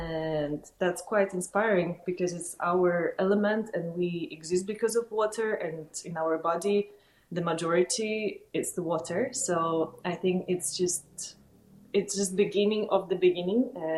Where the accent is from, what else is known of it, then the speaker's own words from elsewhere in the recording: Kazakhstan; moved away; I was born in Kazakhstan